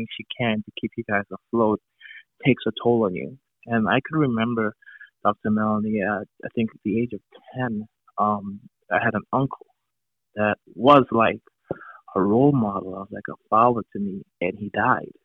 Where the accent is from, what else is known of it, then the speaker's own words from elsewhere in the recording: Trinidad & Tobago; I'm originally from Trinidad and Tobago